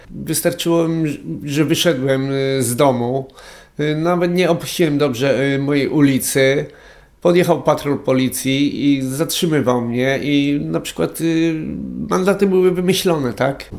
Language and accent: Polish; Konin, Greater Poland, Poland; moved away as an adult; tam jest moje życie, tak? Się urodziłem i wychowałem.